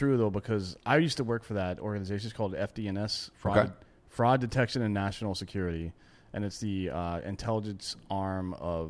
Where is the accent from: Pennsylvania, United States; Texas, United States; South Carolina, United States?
South Carolina, United States; I'm from South Carolina, but I say things the right way